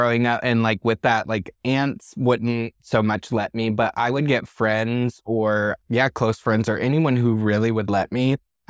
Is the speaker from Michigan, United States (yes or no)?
yes; Michigan, United States; also born or lived in Tawas City, Michigan; My best friend, I grew up in Michigan. I was born in a small town called Tawas City, mm-hmm. Michigan.